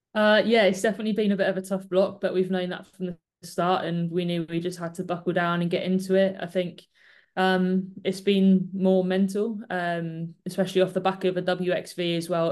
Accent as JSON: {"language": "English", "town": "Bristol", "region": "South West England", "country": "United Kingdom", "said": "I'm from Bristol, so I get to see my family quite a lot"}